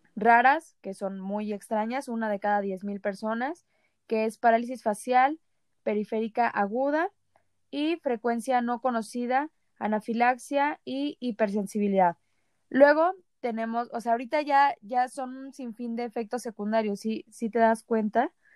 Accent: Mexico

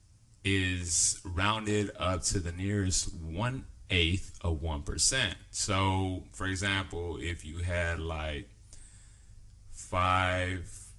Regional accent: the South, Texas, United States; also born or lived in the North (US); we do have our own dialect

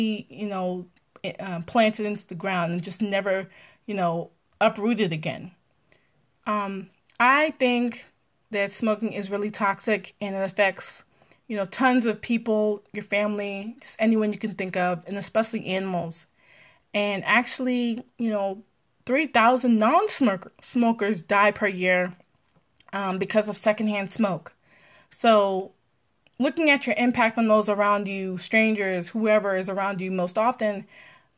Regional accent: Maryland, United States; also born or lived in Pennsylvania; I'm from Maryland, live in Maryland

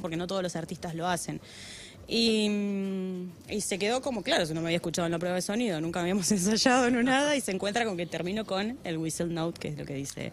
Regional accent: Santa Cruz, Argentina; moved away; yo soy de Santa Cruz

